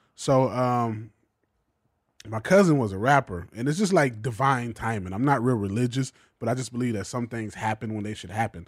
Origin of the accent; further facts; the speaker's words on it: Macon, Georgia, United States; moved away as an adult; now in Los Angeles, United States; I grew up in Macon, Georgia